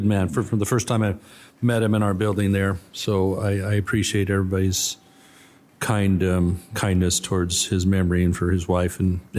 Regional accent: California, United States; My home state of California, you know, electricity is going to continue to go through the roof

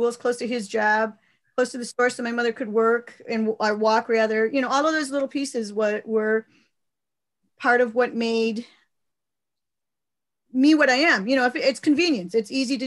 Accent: United States; Yes, I grew up in the parish.

